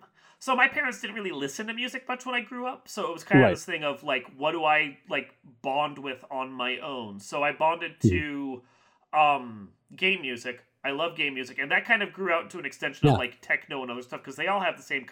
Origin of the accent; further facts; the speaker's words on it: Virginia, United States; now in Midwest, United States; I'm from Virginia.